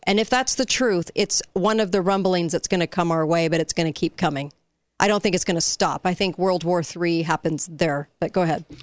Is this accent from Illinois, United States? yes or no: no; near Garden Grove, California, United States; I grew up near Garden Grove